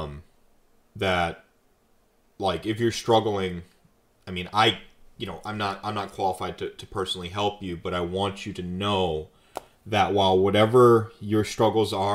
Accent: North Carolina, United States; moved away; I was raised in North Carolina for a while

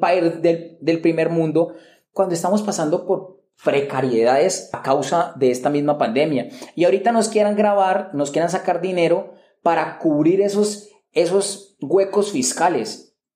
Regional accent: Cali, Valle del Cauca, Colombia; yo soy de Cali, no vivo en la capital Bogotá, pero vivo en la tercera ciudad más importante del país

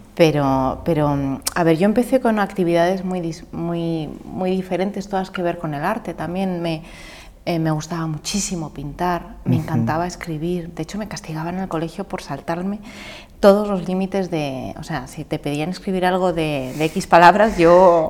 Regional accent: Madrid, Community of Madrid, Spain; moved away as an adult; also born or lived in Pozuelo de Alarcón / Valencia; yo soy madrileña. Eh, mi padre es peruano

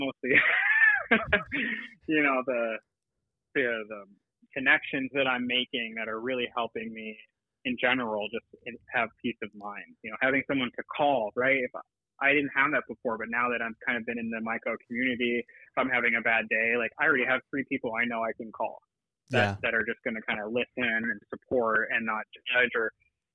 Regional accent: Ohio, United States; now in California, United States; I'm originally from Ohio. I'm not from California

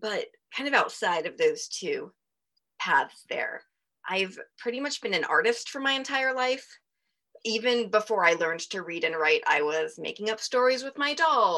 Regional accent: Salisbury, Maryland, United States; I grew up in Salisbury, Maryland

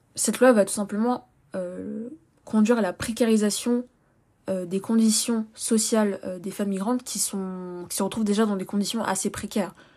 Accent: France; I'm French, French, je suis française

